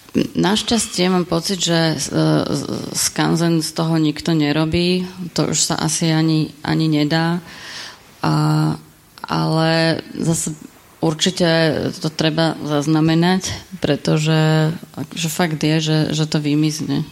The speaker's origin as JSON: {"language": "Slovak", "town": "Bratislava", "region": "Bratislava Region", "country": "Slovakia", "said": "ja som z Bratislavy"}